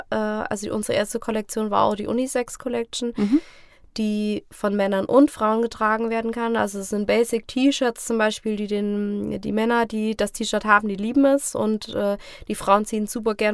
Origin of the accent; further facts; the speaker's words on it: Fulda, Hesse, Germany; also born or lived in Hosenfeld; die ersten Jahre war ich ja in Hosenfeld, das heißt, es mhm. ist noch ein paar Kilometer weg von Fulda, aber in Fulda auf, bin ich auf die Schule gegangen und äh, wir wohnen jetzt selber, also ich bin mit 19 dann in die Innenstadt gezogen und seitdem wohne ich auch